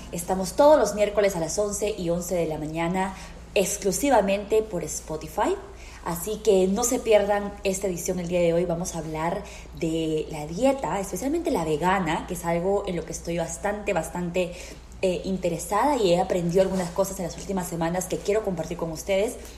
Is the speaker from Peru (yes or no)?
yes; Peru; now in United States; yo soy peruana